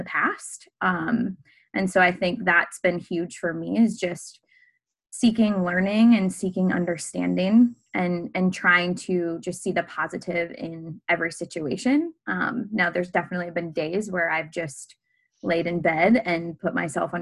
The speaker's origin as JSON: {"language": "English", "region": "Minnesota", "country": "United States", "tie": "born or raised there", "moved": "as an adult", "lives_now": "Iowa City, United States", "said": "I'm originally from Minnesota and I grew up dancing at a studio there and my high school dance team"}